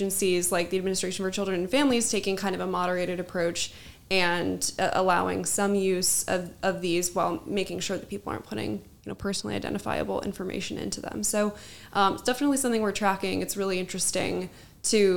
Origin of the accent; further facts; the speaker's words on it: Seattle, Washington, United States; also born or lived in Las Vegas, Nevada / Phoenix, Arizona; now in Washington, D.C., United States; I'm originally from the West Coast. I'm from Seattle. I went to high school in Las Vegas and I went to college in Phoenix, Arizona.